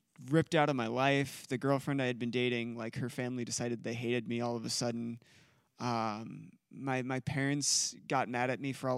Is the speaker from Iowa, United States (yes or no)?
yes; Iowa, United States; I grew up in Iowa